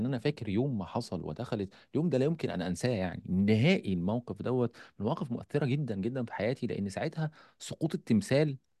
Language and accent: Arabic; Egypt; عندنا في مصر